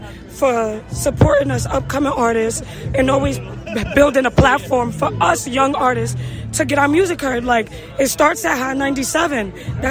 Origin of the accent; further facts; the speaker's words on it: New York, United States; We New Yorkians.